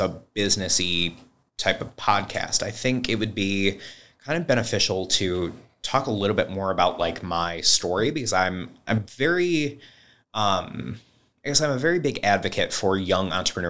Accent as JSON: {"language": "English", "town": "Wyoming", "region": "Michigan", "country": "United States", "tie": "born or raised there", "also_born_or_lived": "Kentwood / Byron Center", "said": "So I grew up in Wyoming. Wyoming, the town, not the state. We've moved around. So went from Wyoming to Door to Kentwood and back to Door. And then I moved to Byron Center."}